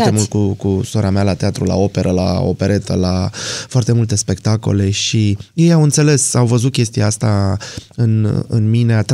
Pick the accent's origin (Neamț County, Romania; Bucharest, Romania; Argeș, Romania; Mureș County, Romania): Bucharest, Romania; born there; Uh, pe șoseaua Giurgiului, într-un bloc cu 15 etaje.